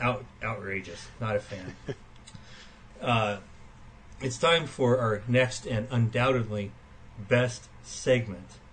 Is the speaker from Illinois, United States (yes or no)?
yes; Western Illinois, United States; I am from Western Illinois